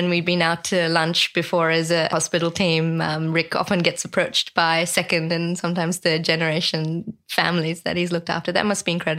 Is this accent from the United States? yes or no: no; New Zealand; moved away; I'm from New Zealand